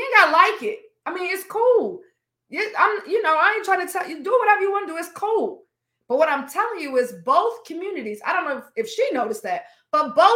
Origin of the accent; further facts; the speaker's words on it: United States; I'm Black American